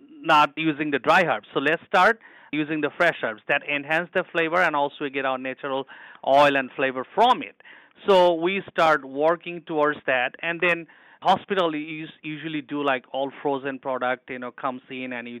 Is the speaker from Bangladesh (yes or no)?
yes; Dhaka, Dhaka Division, Bangladesh; moved away; I'm born and raised in Bangladesh. It's a poor country, but I was in a city boy. I was in the capital city in Dhaka.